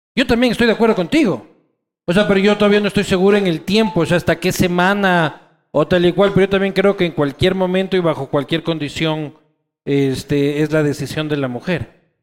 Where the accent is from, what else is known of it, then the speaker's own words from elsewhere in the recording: Quito, Pichincha, Ecuador; quiteños somos así